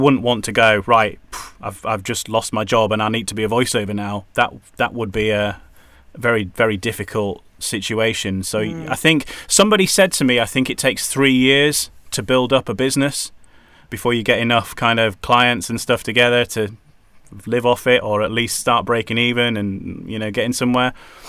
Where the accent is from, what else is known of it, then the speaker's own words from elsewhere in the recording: Yorkshire and the Humber, United Kingdom; also born or lived in Wales; now in North East England; probably that's because I'm originally from Yorkshire. My accent has kind of got a bit confused.